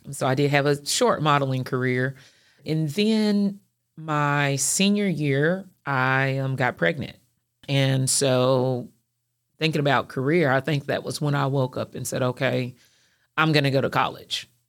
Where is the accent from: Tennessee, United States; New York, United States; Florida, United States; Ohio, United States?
Tennessee, United States; Clarksville; moved away as an adult; also born or lived in Nashville, Tennessee; now in Chattanooga, United States; growing up in Clarksville and going to college there